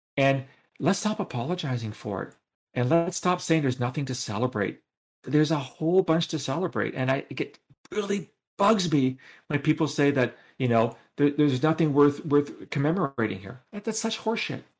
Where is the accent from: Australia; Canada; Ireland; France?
Canada; I'm speaking as a Canadian